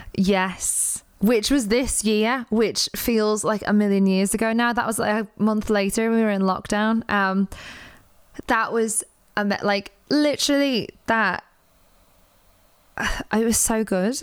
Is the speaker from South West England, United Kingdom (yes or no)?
no; Liverpool, North West England, United Kingdom; I'm from Liverpool